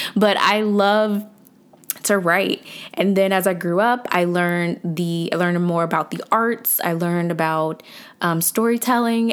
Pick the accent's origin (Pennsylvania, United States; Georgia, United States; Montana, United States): Georgia, United States; Atlanta; I'm from Atlanta. I'm from the south side of Atlanta, actually